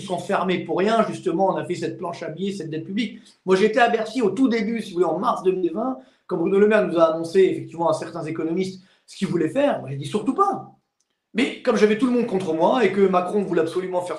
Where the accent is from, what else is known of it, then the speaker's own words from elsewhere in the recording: Orly, Île-de-France, France; Moi, je viens des cités HLM d'Orly. Donc je sais ce que c'est, j'ai grandi jusqu'à 25 ans, je sais ce que c'est des lendemains difficiles